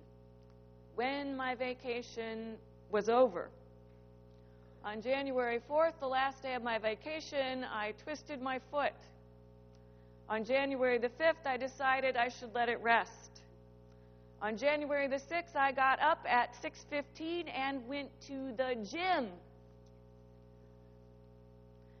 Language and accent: English; Midwest, United States; I grew up in the Midwest around rivers and creeks and streams